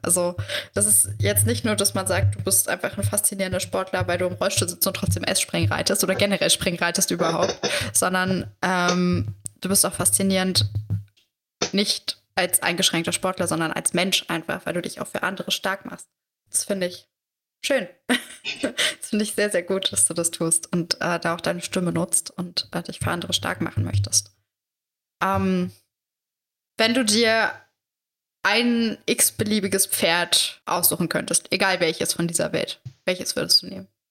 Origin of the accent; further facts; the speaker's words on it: Saxony-Anhalt, Germany; ich komme aus Sachsen-Anhalt